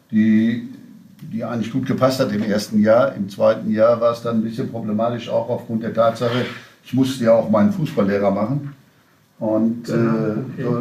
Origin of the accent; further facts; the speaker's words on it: North Rhine-Westphalia, Germany; ich bin Westfale